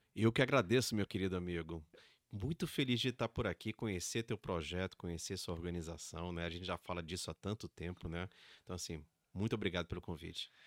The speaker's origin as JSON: {"language": "Portuguese", "region": "Rio de Janeiro", "country": "Brazil", "tie": "born or raised there", "also_born_or_lived": "São Paulo", "moved": "yes", "said": "Mesmo sendo paulista, mas né, criado no Rio de Janeiro"}